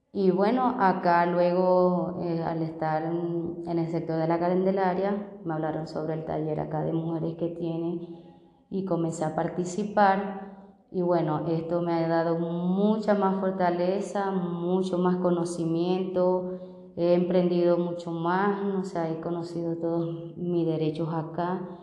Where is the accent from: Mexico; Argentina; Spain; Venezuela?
Venezuela; moved away as an adult; also born or lived in Barranquilla, Colombia; now in Bogotá, Colombia; soy venezolana, tengo 34 años de edad